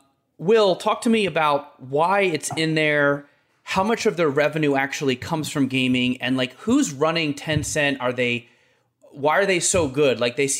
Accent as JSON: {"language": "English", "town": "Philadelphia", "region": "Pennsylvania", "country": "United States", "said": "I'm from Philly"}